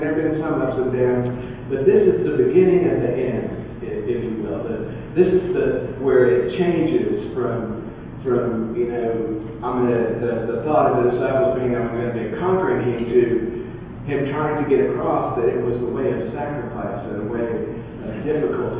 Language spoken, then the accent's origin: English; United States; I was raised in America